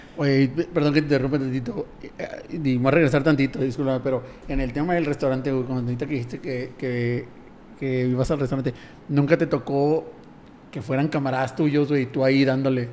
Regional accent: Tijuana, Baja California, Mexico; moved away as an adult; yo soy de Tijuana y me salí hace, pues, por trabajo, hace como ocho años

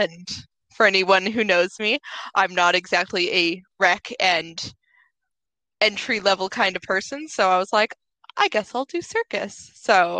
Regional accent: Toronto, Ontario, Canada; So I grew up in Toronto

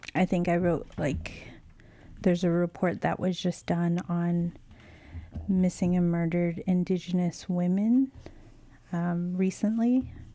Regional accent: United States; moved away as an adult; also born or lived in Lenape land (New York City area); born and raised on the Navajo reservation, living on Lenape land. I've been here for five years and I love the city.

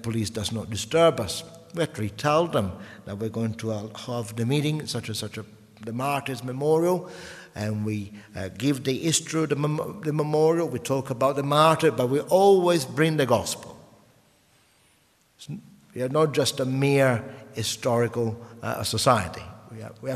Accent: Sicily, Italy; English is a second language; moved away as an adult; also born or lived in northern Italy; now in England; I was born in Sicily during the First Mafia War, and I grew up during the Second Mafia War. So my 20 years spent in Sicily

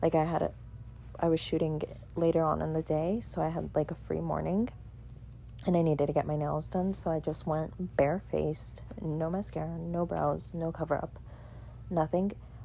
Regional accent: Southern California, United States; I'm from SoCal.

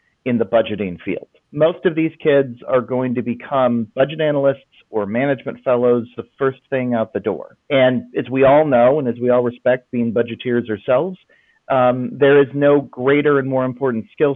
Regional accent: Lawrence, Kansas, United States; moved away as an adult; now in Franklin, United States; I grew up in Lawrence, Kansas

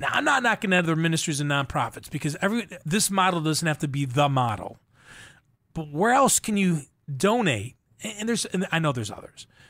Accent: Buffalo, New York, United States; I grew up in Buffalo, New York

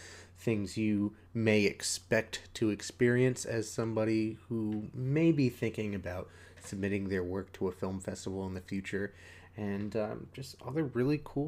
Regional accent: East Coast, United States; now in Texas, United States; I live down in Texas, but I'm originally from the East Coast

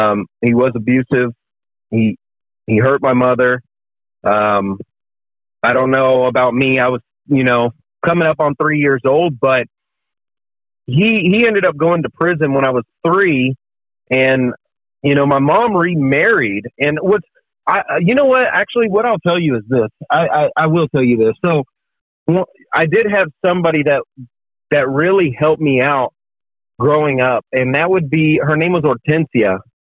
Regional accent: Sherman, Texas, United States; So I was born in a small town in Texas. Right? It's called Sherman, Texas.

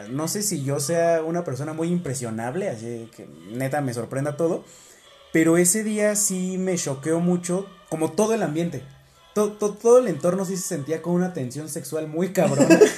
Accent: Mexico City, Mexico; yo soy de la ciudad, yo soy capitalino.

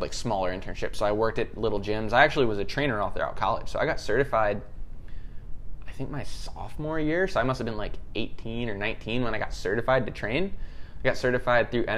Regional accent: Maryland, United States; I grew up in Maryland

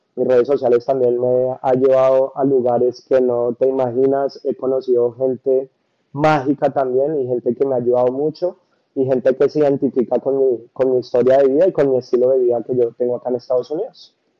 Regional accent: Bogotá, Colombia; moved away as an adult; now in United States; Yo soy de Bogotá

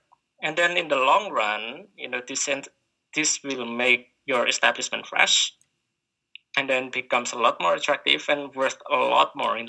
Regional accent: Indonesia; Well, can't give up rice because I'm from Indonesia.

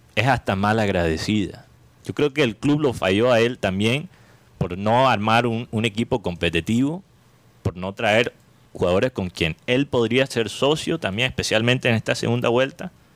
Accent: Colombia; como colombiano

